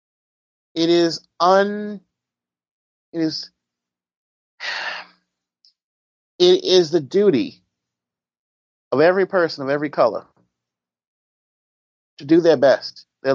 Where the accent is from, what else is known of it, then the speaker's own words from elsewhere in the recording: United States; I'm from America